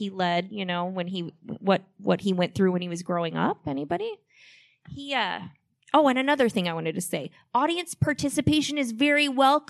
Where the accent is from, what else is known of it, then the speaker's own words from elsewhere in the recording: Iowa, United States; I live in Manchester, actually. I'm an Iowa native.